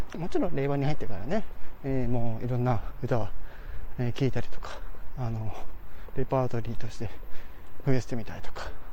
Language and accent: Japanese; Hokkaido, Japan; 私、あの、地元が北海道ですから